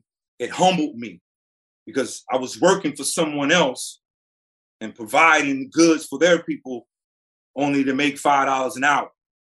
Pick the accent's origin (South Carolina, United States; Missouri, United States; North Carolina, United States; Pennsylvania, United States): North Carolina, United States; Representing my hometown, representing the state of North Carolina